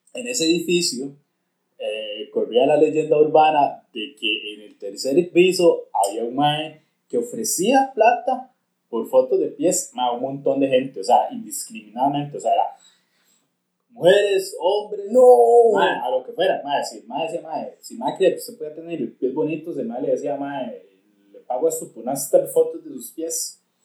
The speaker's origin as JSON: {"language": "Spanish", "country": "Mexico", "tie": "born or raised there", "said": "cuando estaba creciendo en un Barrio en México"}